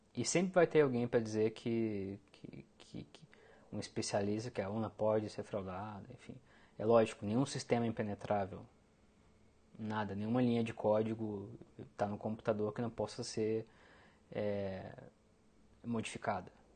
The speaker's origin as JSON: {"language": "Portuguese", "country": "Brazil"}